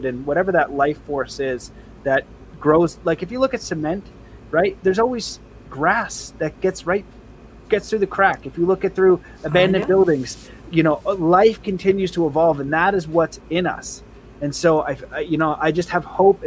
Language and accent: English; Canada; I'm Canadian